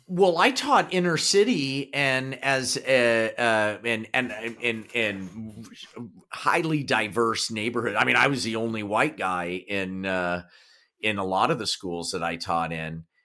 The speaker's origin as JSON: {"language": "English", "region": "Kansas", "country": "United States", "accent": "Kansas", "said": "my Kansas accent"}